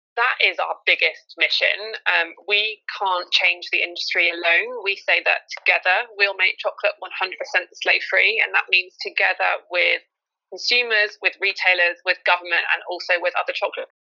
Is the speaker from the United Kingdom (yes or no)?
yes; United Kingdom; also born or lived in Ireland; I grew up when I was younger in the, the UK, so I didn't really get the accent.